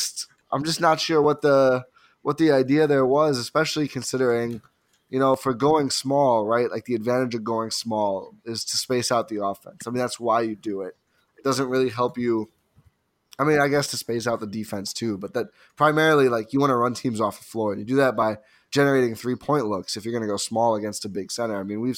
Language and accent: English; United States; I'm so American on this podcast.